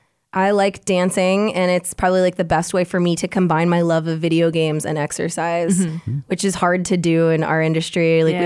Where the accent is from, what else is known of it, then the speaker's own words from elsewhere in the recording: Hilliard, Ohio, United States; from Hilliard, Ohio. I actually grew up really close to Dayton, and we used to compete against them in gymnastics.